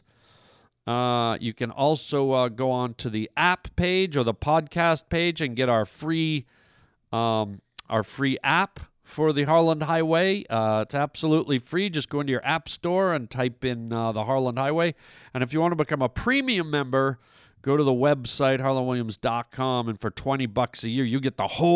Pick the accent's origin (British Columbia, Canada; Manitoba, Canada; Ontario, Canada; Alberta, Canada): British Columbia, Canada; Vancouver; My hometown